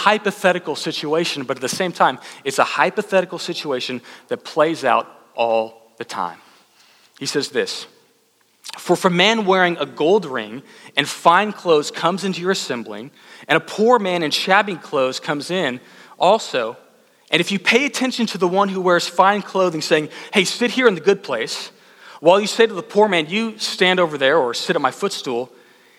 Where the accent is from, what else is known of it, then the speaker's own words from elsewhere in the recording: Austin, Texas, United States; also born or lived in College Station, Texas; I was from Austin